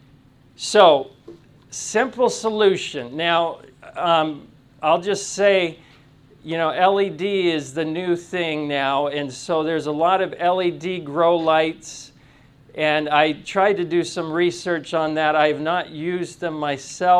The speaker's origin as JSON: {"language": "English", "region": "Tennessee", "country": "United States", "said": "I'm from Tennessee"}